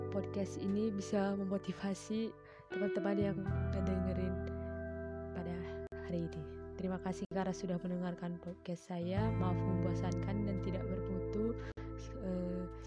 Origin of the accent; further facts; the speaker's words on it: Berastagi, North Sumatra, Indonesia; saya berasal dari Sumatera Utara, tepatnya Tanah Karo, Prestagi